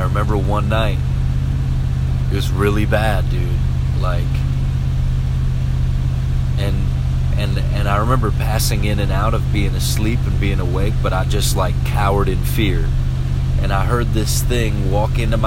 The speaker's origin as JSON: {"language": "English", "town": "Pillager", "region": "Minnesota", "country": "United States", "also_born_or_lived": "Osakis, Minnesota", "said": "I moved from Pillager, Minnesota to Osakis, Minnesota. This is the beginning of the 11th grade"}